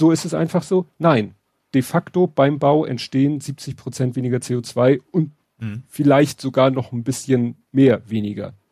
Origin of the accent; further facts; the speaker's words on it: Hamburg, Germany; Ja, wo ich auch noch stolz wieder bin auf meine Heimatstadt, weil das ist auch, das ist wieder so eine, so eine Kleinigkeit, aber dass daran gedacht wurde, hat mich komplett überrascht.